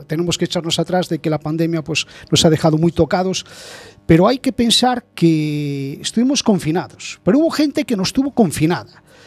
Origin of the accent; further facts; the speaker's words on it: Spain; como muchos españoles